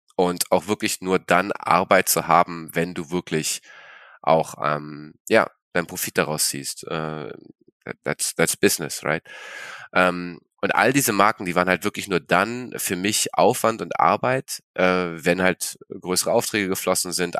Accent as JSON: {"language": "German", "region": "Berlin", "country": "Germany", "tie": "born or raised there", "also_born_or_lived": "China / Sweden", "said": "Ich bin in Berlin geboren, genau, Berlin geboren, ähm, in Kreuzberg groß geworden"}